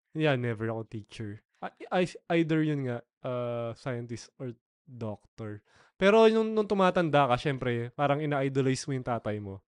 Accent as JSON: {"language": "Tagalog", "region": "Pampanga", "country": "Philippines", "said": "Kapampangan ako"}